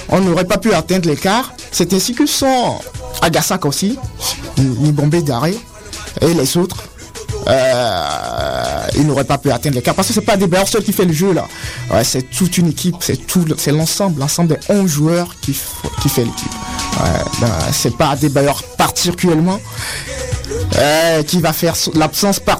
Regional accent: Togo; Bah, il me manque un petit plus parce que je euh, ne suis pas en Afrique, au Togo, avec mes potes.

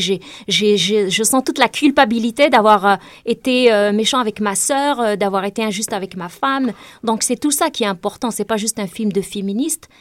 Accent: Tazmalt, Béjaïa Province, Algeria; moved away as an adult; also born or lived in Takerboust; now in Canada; Ça fait 18 ans que j'ai quitté Tazmat, une petite ville du nord-est de l'Algérie où j'ai grandi.

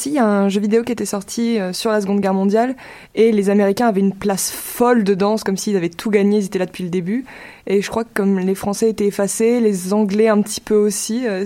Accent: Pas-de-Calais, Hauts-de-France, France; moi, si je viens du Pas-de-Calais

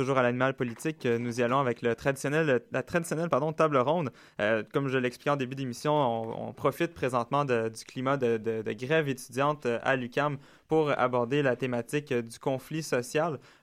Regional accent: Quebec, Canada; ici chez nous au Québec

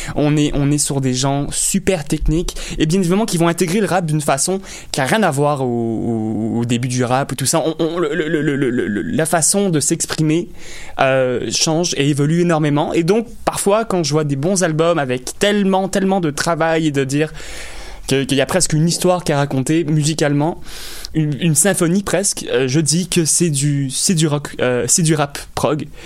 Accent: Longueuil, Quebec, Canada; also born or lived in LaSalle, Montreal; je suis né à La Salle. J'ai grandi à Longueuil.

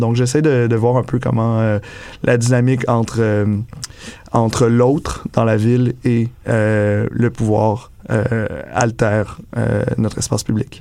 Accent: Quebec, Canada; now in Montreal, Canada; je suis arrivé à Montréal de Québec, justement. J'ai d'une petite ville de région

